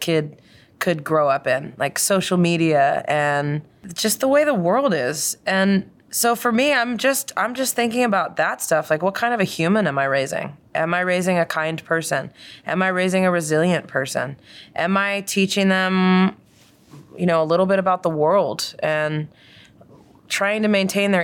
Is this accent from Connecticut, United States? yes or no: no; Doylestown, Pennsylvania, United States; I grew up in Doylestown, Pennsylvania